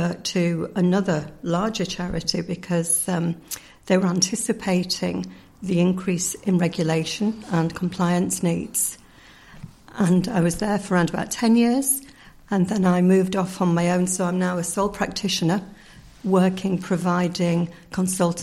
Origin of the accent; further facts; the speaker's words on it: Yorkshire and the Humber, United Kingdom; moved away as an adult; now in Ireland; I'm originally from the north of England, or the Republic of Yorkshire, as we call it, if we are from Yorkshire